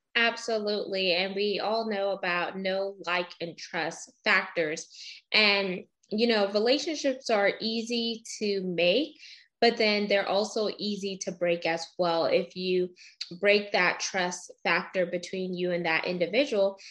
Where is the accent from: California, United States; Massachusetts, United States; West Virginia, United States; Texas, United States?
Texas, United States; Houston; also born or lived in Baytown; I grew up in Baytown for a little bit until we moved to Houston